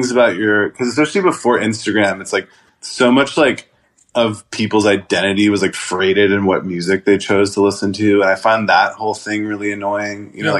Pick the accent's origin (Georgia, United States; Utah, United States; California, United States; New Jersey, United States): Georgia, United States; Atlanta; As someone growing up in Atlanta, you know, like, and so I think it's like kind of like, I don't know, it came out like really well.